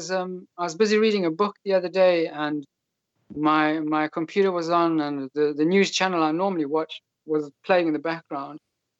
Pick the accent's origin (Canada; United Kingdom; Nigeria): United Kingdom; now in Poland; I'm a British citizen living in Poland